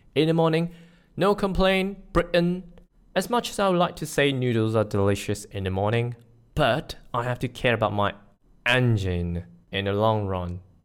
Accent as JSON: {"language": "English", "country": "Malaysia", "said": "I'm Malaysian, not in Malaysia"}